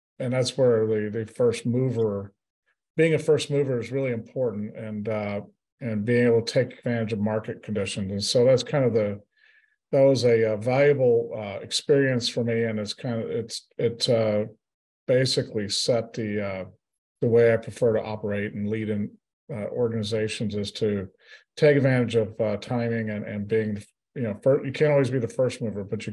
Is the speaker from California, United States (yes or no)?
no; South Texas, United States; I'm from South Texas. I grew up down here